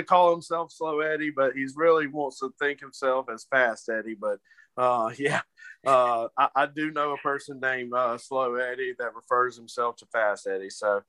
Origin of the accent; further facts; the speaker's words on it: Mississippi, United States; I'm from Mississippi.